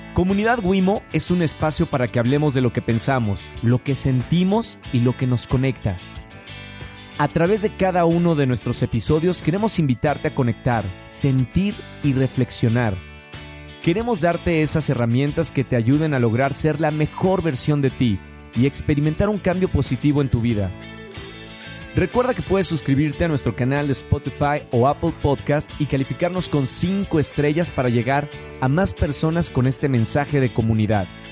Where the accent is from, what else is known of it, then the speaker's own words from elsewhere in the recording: Monterrey, Nuevo León, Mexico; Monterrey, que yo nací eh, rodeado de montañas.